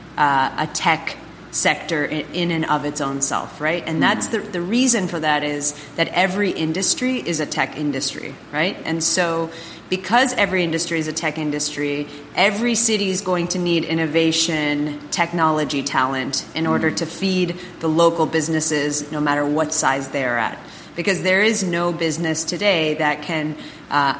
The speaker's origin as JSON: {"language": "English", "country": "Finland", "also_born_or_lived": "Toronto, Canada", "moved": "yes", "lives_now": "Miami, United States", "said": "we're both originally from Finland. We moved here from Toronto"}